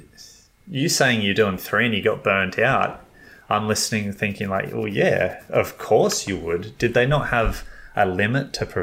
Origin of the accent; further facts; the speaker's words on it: Australia; I'm thinking, as an Australian